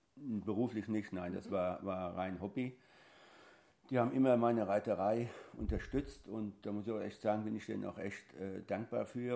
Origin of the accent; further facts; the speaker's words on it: Großostheim, Bavaria, Germany; ich bin gebürtig aus Groß-Ostheim, das ist in der Nähe von Aschaffenburg